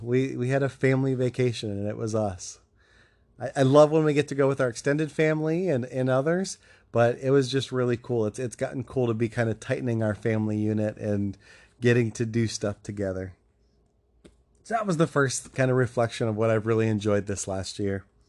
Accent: Ohio, United States; moved away; my home state of Ohio

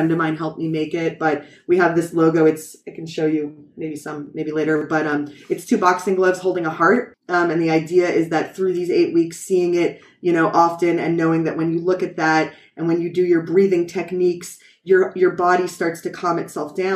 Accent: New York, United States; first language English; moved away as an adult; now in Israel; my native language, as you see, is English, and I'm from New York

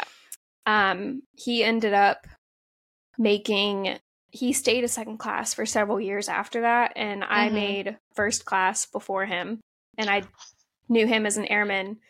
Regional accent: Ohio, United States; I grew up in Ohio

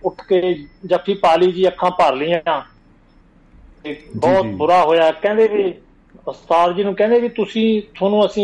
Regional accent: Punjab, Pakistan; born there; ਜਿੱਥੇ ਮੈਂ ਜੰਮਿਆ ਜਾਇਆ ਲਾਹੌਰ ਦੇ ਨੇੜੇ ਸੀ ਫਿਰ ਉਹ ਉਧਰ ਚਲੇ ਗਏ

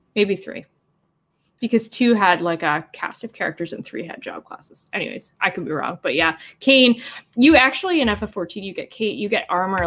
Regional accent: Canada; I'm Canadian.

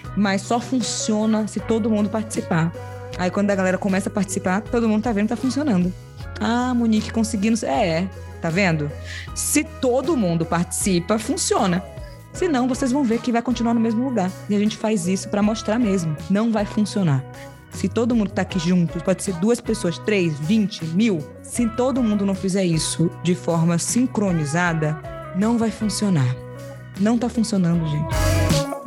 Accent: Salvador, Bahia, Brazil; Eu nasci em periferia, em Salvador.

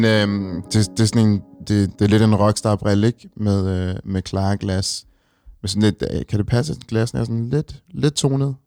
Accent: Copenhagen, Capital Region of Denmark, Denmark; vi er nogle stolte københavnere, som, som rigtig godt kan lide vores hjem

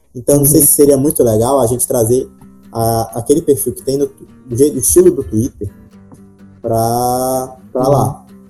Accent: Parnaíba, Piauí, Brazil; eu sou da cidade de Parnaíba, que é um pouco mais em cima, é, no litoral, mas também é na, na parte norte do Piauí.

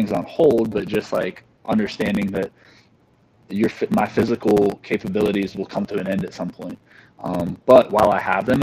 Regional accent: Morgantown, West Virginia, United States; I'm from Morgantown, West Virginia. That's where WVU is at. So I grew up there, lived there my whole life

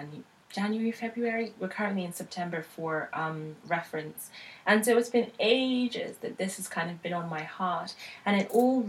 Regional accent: United Kingdom; also born or lived in Nigeria (heritage); now in London, United Kingdom; I am Nigerian British.

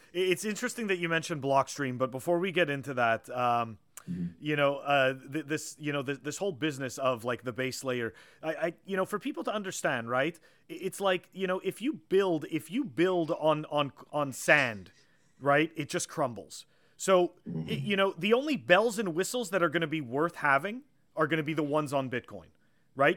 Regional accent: Montreal, Quebec, Canada; now in Massachusetts, United States; I grew up in Montreal

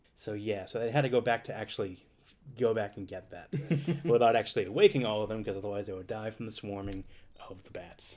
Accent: Boston, Massachusetts, United States; accent: Boston; my Boston accent

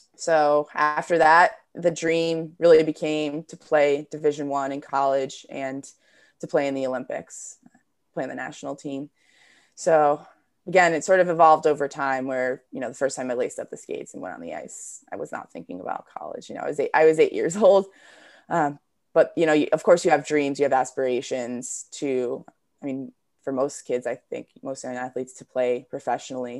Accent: New Jersey, United States; I grew up in New Jersey.

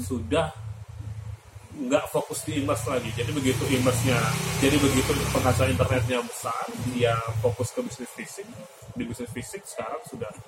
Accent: Palembang, South Sumatra, Indonesia; now in Solo, Indonesia; jadi saya asli Palembang tapi sekarang lagi Solo tinggal di Solo

